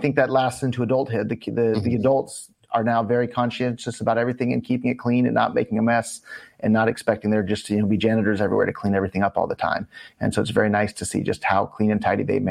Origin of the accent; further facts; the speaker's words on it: Silicon Valley, California, United States; moved away as an adult; also born or lived in Japan; I grew up in Silicon Valley.